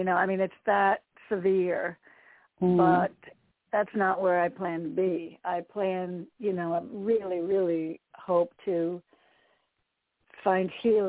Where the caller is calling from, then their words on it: Connecticut, United States; Hi, Candy. It's … in Connecticut.